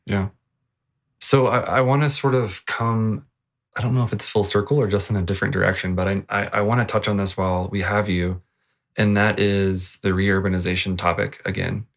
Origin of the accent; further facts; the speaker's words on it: Virginia, United States; moved away; I come from Virginia and Sheets was the thing, uh, when I lived back there